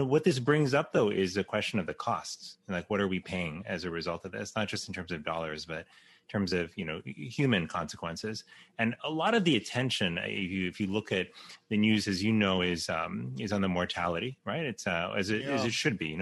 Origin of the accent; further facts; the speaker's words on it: Miami, Florida, United States; I grew up in 1992 in Miami during Hurricane Andrew